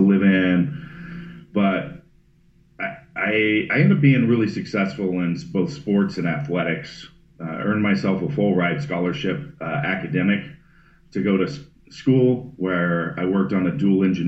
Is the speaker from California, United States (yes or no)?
yes; Northern California, United States; I was born in Northern California, not too far north of San Francisco, kind of wine country area, and essentially for the most part grew up homeless in the mountains.